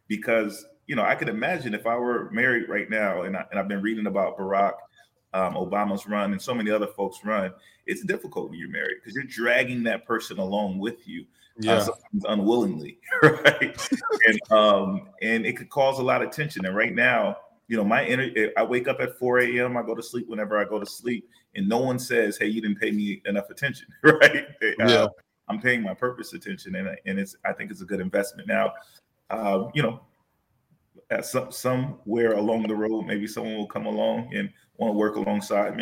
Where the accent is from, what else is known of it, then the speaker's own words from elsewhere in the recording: Los Angeles, California, United States; moved away; I was raised in South Central Los Angeles